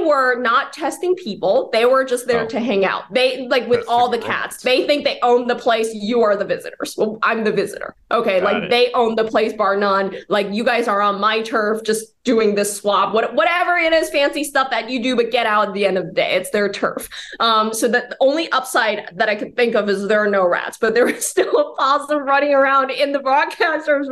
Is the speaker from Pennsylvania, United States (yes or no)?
no; Bay Area, California, United States; now in New York, United States; I'm from the Bay Area in California. I'm from the Bay Area